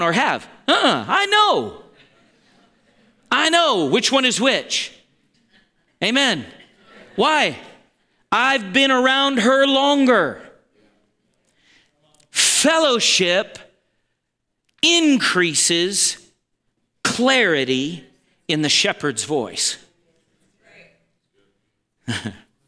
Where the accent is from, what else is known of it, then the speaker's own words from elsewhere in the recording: Montana, United States; we're from Montana